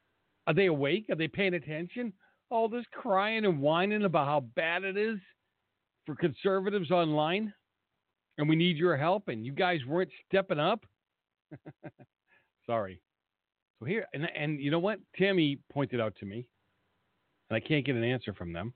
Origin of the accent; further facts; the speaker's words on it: Boston, Massachusetts, United States; Boston, where I come from